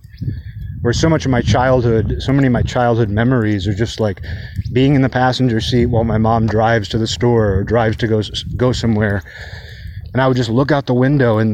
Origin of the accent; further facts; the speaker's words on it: Kirkland, Washington, United States; now in Olympia, United States; my hometown changed so much just over the span of my childhood. Like it went from kind of a more of a small town feel. You know, it's the suburbs of Seattle